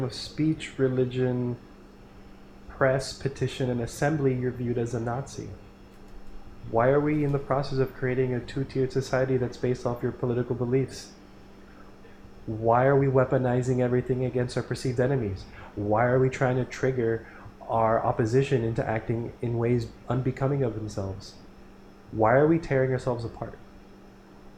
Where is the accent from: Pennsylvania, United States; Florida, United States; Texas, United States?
Florida, United States; South; I'm from South Florida